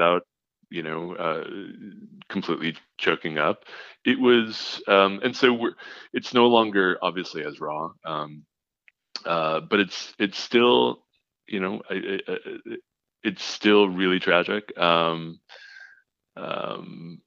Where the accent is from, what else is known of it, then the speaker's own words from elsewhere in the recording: Los Angeles, California, United States; I was from Los Angeles